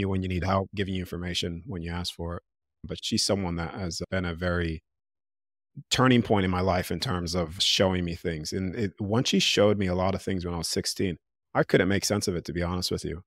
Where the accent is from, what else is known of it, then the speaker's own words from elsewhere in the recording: United States; accent: American; now in Australia; I'm in Australia 'cause I still have my American accent.